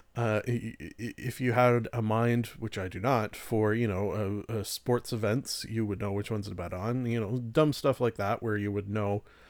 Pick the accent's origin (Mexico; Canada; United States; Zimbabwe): Canada; I'm Canadian